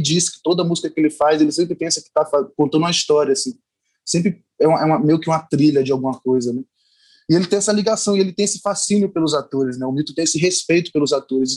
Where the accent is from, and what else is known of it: Bahia, Brazil; accent: Bahian; now in Rio de Janeiro, Brazil